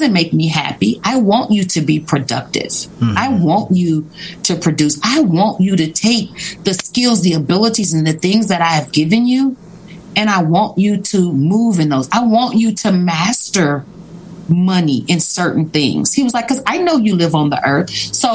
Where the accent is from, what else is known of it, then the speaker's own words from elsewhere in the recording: Kansas City, Missouri, United States; now in St. Robert, United States; We're from Kansas City